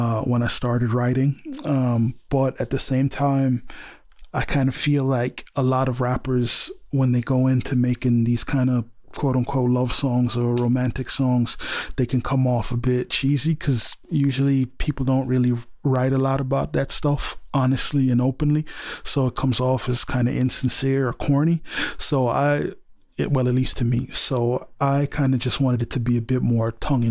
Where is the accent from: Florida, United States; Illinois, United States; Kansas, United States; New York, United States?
Florida, United States; Miami; moved away as an adult; now in Dublin, Ireland; I'm originally from Miami, Florida, but I've been living and performing in Dublin for the last 10 years